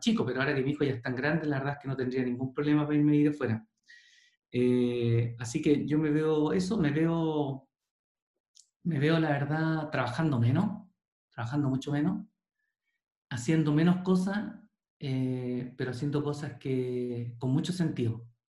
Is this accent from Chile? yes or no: yes; Chile; Yo soy bien poco chileno